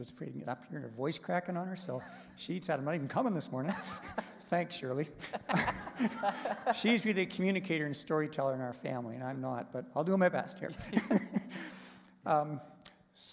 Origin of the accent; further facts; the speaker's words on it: Canada; moved away as an adult; also born or lived in Taiwan; we had to come back home to Canada